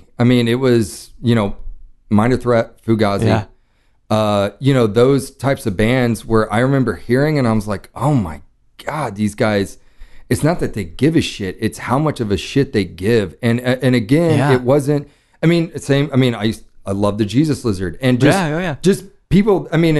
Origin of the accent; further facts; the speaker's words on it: Dallas, Texas, United States; moved away as an adult; I grew up in Dallas. I lived in Dallas till I was 18.